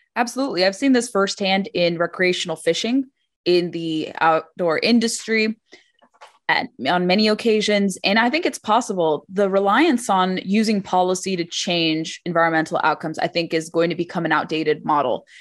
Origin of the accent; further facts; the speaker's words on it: California, United States; growing up in California